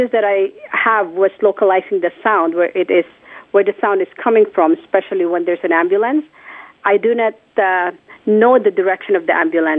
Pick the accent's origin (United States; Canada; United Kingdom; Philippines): Philippines; born or raised there; moved away